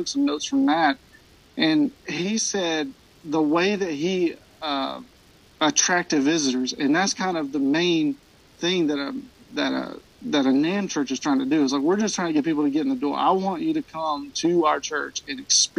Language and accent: English; Alabama, United States; moved away as an adult; also born or lived in Southern California; now in Decatur, Alabama, United States; I'm actually from a smaller town about an hour and a half away in Alabama